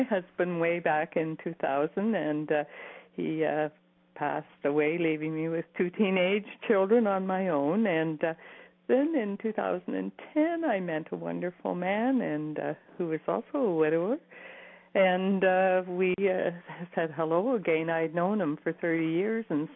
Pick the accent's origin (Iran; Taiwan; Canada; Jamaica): Canada; Cambridge, Ontario; moved away as an adult; now in Waterloo, Canada; I also left my hometown of Cambridge and moved to Waterloo